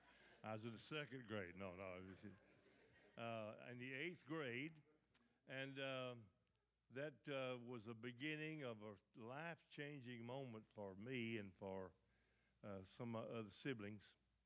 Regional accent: Bradley, Sturgis and Longview, Mississippi, United States; living close by and growing up around Bradley and Sturgis and Longview.

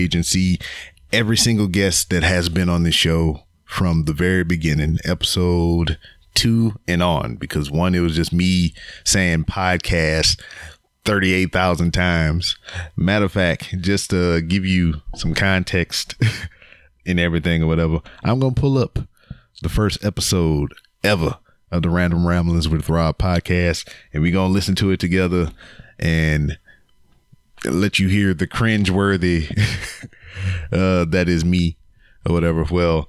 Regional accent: Louisiana, United States; they got family from Louisiana. I'm from Louisiana

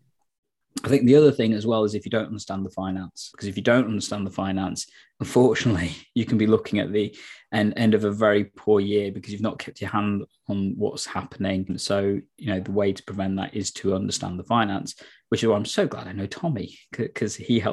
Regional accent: Nottingham, East Midlands, United Kingdom; moved away as an adult; back in my hometown, because that's what made partly one of the reasons why I moved back to Nottingham

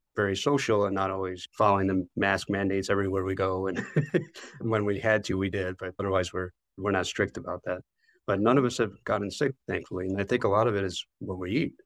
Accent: Chicago, Illinois, United States; also born or lived in Wisconsin; I grew up in the Chicago area, I still live in the Chicago area

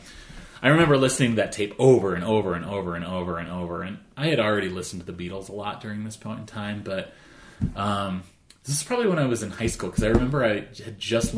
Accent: Arvada, Colorado, United States; I grew up in Arvada. I'm from Colorado

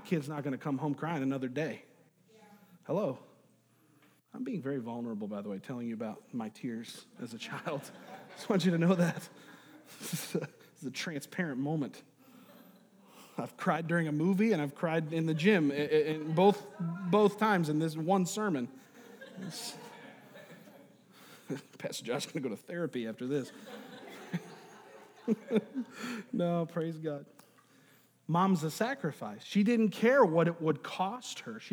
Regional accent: New York, United States; moved away; I'm from New York, is I went to school with a guy named Chris Saratori.

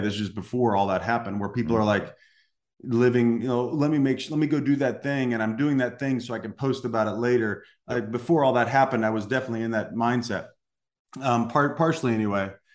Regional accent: Salem, Illinois, United States; moved away; I was born in Southern Illinois. Um, grew up in a little town called Salem, Illinois.

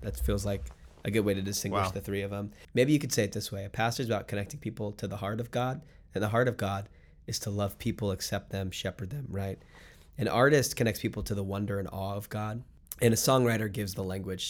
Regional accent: Miami, Florida, United States; I'm from Miami, South Florida, so it felt a little bit like coming back into an urban context

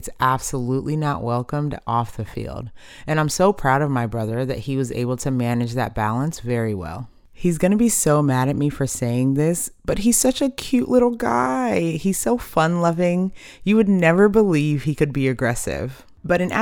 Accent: Richardson, Texas, United States; My brother and I were raised in Richardson, Texas, a cute little suburb just outside of Dallas

